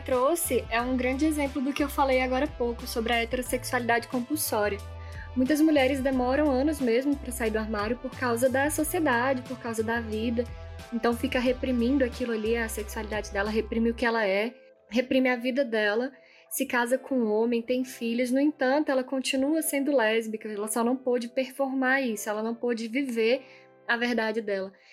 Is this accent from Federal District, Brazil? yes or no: yes; Brasília, Federal District, Brazil; now in Petrolina, Brazil; eu nasci em Brasília, sou de Brasília, mas também é, moro em Petrolina há muito tempo